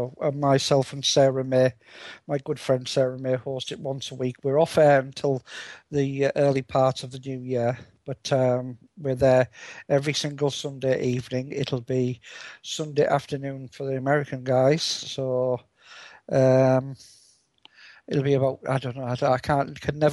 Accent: United Kingdom; British sense of humour

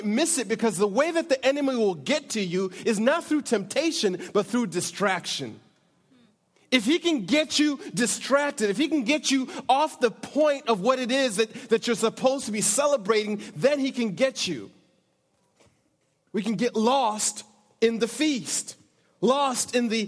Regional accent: Michigan, United States; also born or lived in Africa; now in California, United States; my childhood growing up in Michigan

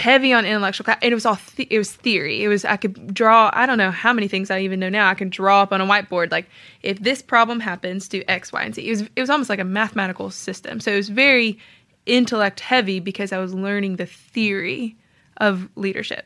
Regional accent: Tennessee, United States; moved away as an adult; also born or lived in Georgia; I'm from Tennessee

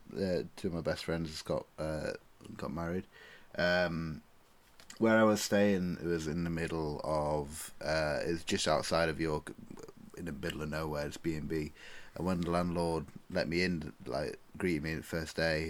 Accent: England, United Kingdom; accent: northern; my accent, my glorious northern swagger

